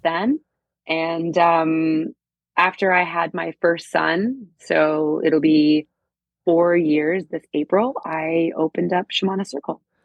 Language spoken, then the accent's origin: English; Toronto, Ontario, Canada; moved away as an adult; now in Bermuda; I am from Toronto, Canada. That is home for me.